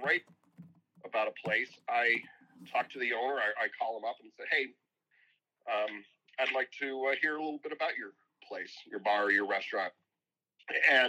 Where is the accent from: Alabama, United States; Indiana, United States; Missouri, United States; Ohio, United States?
Indiana, United States; moved away; I'm from Indiana. I've always loved Indiana basketball. I grew up watching it.